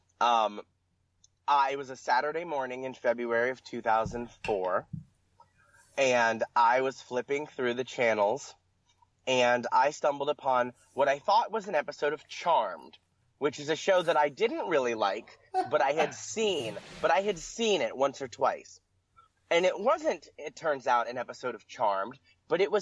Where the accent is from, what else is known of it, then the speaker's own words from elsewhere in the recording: Pennsylvania, United States; I grew up in Pennsylvania